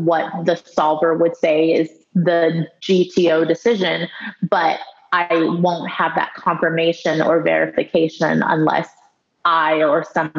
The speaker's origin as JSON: {"language": "English", "country": "United States", "tie": "born or raised there", "said": "Yeah, well, I grew up in a very traditional Chinese household. So even though we were growing up in the States, a lot of the culture was, you know, in my day-to-day life."}